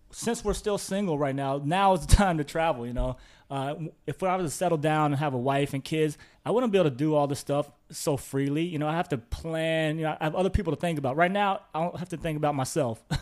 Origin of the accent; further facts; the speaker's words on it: Midwest, United States; from where I'm from, I'm from the Midwest in the U.S. So you know, it's very um, everybody there is from the Midwest.